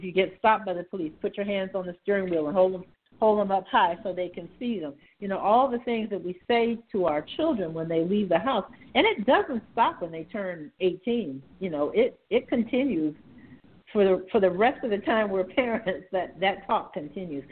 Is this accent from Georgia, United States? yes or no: yes; Savannah, Georgia, United States; I grew up in Savannah in the 1950s